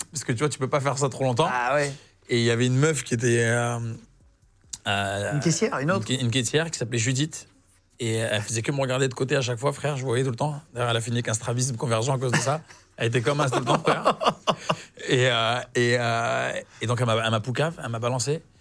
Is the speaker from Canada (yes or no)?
no; Algeria; et que je suis algérien, mais j'aurais dit, mais c'est un petit peu les Algériens, on est, on est les Brésiliens de, l'Afrique du Nord, en fait.